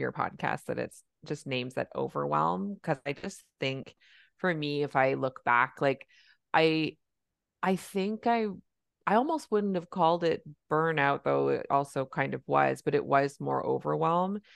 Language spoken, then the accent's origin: English; Canada; I'm a Canadian family physician